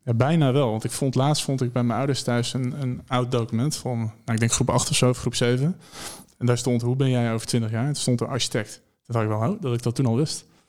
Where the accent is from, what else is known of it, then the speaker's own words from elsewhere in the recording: Maarssen, Utrecht, Netherlands; moved away; ik kom oorspronkelijk kom ik uit Maarsen. Dat ligt bij Utrecht